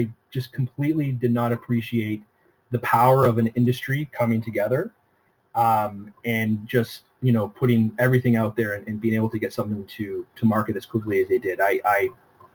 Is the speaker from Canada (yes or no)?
yes; Toronto, Ontario, Canada; I'm born and raised in Toronto